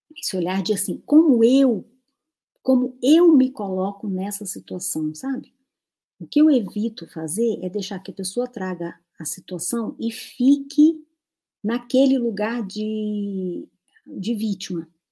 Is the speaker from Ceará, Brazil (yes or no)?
no; Natal, Rio Grande do Norte, Brazil; moved away; lá da minha cidade, Natal, que eu nem morava lá